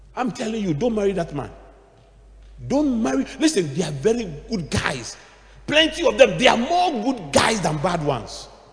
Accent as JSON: {"language": "English", "town": "Accra", "region": "Greater Accra", "country": "Ghana", "tie": "born or raised there", "said": "we grew up in Adabraka"}